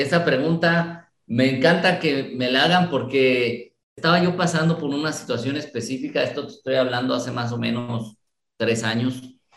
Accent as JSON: {"language": "Spanish", "town": "Guadalajara", "region": "Jalisco", "country": "Mexico", "tie": "born or raised there", "also_born_or_lived": "Mexico City", "said": "me vine desde muy pequeño a la ciudad de Guadalajara"}